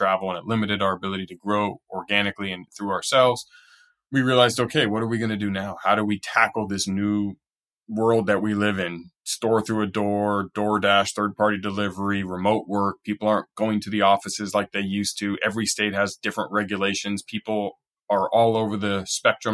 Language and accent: English; Southern California, United States; I'm from California, Southern California